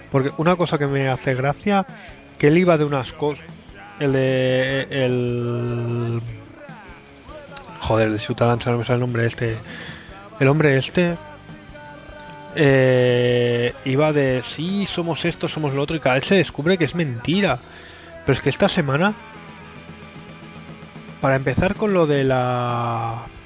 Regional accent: Catalonia, Spain; Sin propuestas de nada, solo alegando al vivo en Cataluña toda la vida.

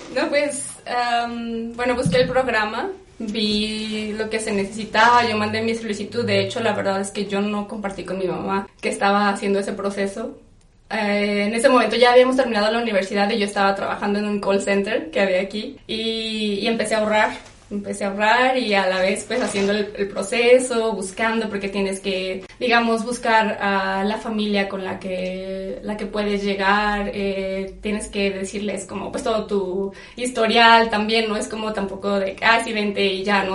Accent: Zacatecas, Mexico; moved away as an adult; now in Amsterdam, Netherlands; soy zacatecana de toda la vida. Aquí viví, aquí crecí

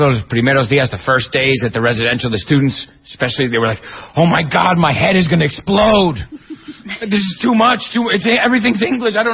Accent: Spain; Eh, españoles, yo soy español, y no somos gente vergonzosa.

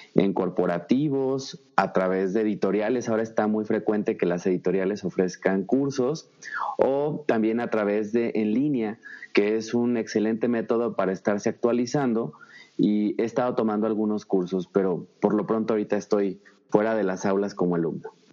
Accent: Zacatecas, Mexico; also born or lived in Guadalajara, Jalisco; Yo nací en mm, Guadalajara, Jalisco, aunque fui registrado en Ochistlán, Zacatecas. Soy zacatecano 100%.

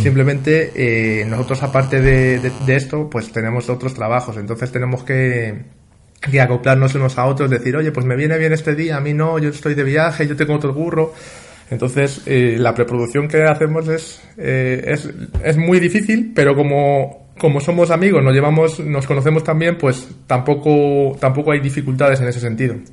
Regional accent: Madrid, Community of Madrid, Spain; also born or lived in Bustares, Guadalajara; yo soy, estamos afincados en Madrid, yo soy madrileño, pero mi padre eh, era manchego

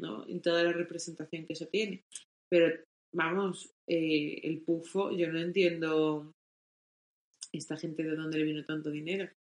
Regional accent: Castilla-La Mancha, Spain; lo que ha sido donde nosotros nos hemos criado

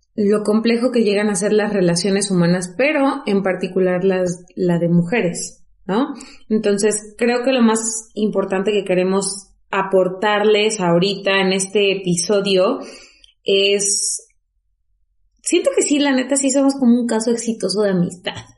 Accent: Zongolica, Veracruz, Mexico; moved away; nosotras somos originarias de Songolica

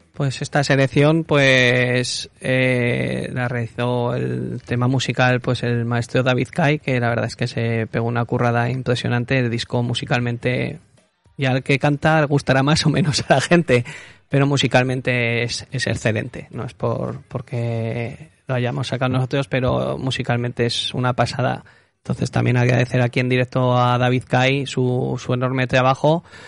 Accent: Cera, Aragon, Spain; now in Zaragoza, Spain; en Cera que es mi pueblo, pues se ha cantado mucho

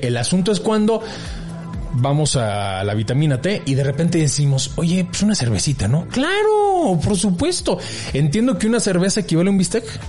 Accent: Mexico; así somos los mexicanos

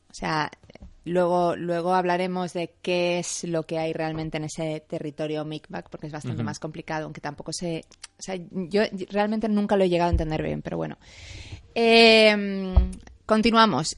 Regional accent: Madrid, Community of Madrid, Spain; Yo soy madrileña

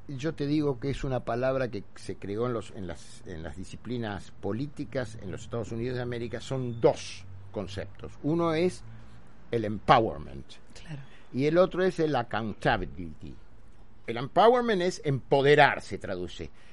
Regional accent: Argentina; Hoy en la Argentina, 2021, ¿qué somos los argentinos?

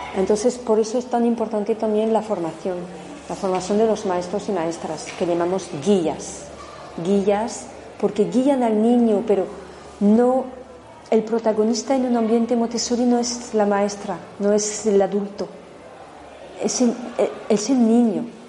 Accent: France; now in Spain; En Francia, de donde vengo también

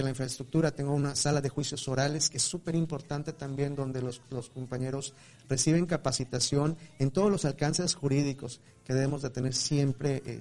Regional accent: Mexico; hace mucho daño y nos hace daño a nosotros como mexicanos, ¿no?

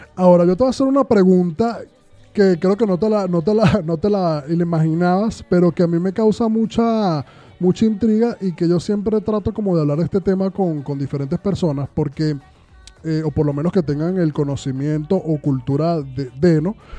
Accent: Venezuela; moved away; yo hablo de Venezuela porque es donde, de donde vengo

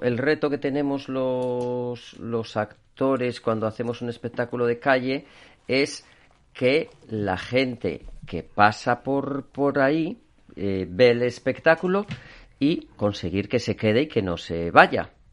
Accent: León, Castile and León, Spain; moved away as an adult; now in Asturias, Spain; yo soy de León, vine aquí a Asturias

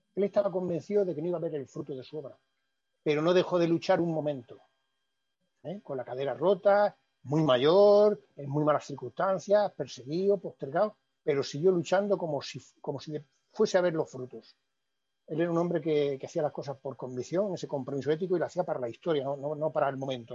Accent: Órgiva, Andalusia, Spain; yo soy de Órgiva, ¿eh? que era el pueblo de, Trevijano

